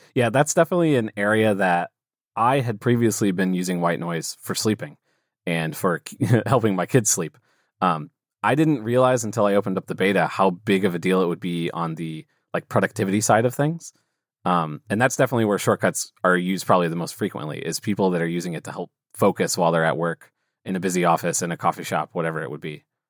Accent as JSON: {"language": "English", "town": "St. Louis", "region": "Missouri", "country": "United States", "said": "I'm from St. Louis, Missouri, here in the U.S."}